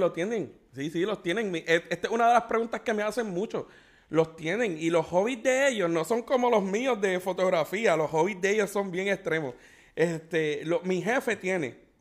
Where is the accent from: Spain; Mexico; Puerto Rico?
Puerto Rico; moved away as an adult; En los 10 años que llevo desde que me mudé de Puerto Rico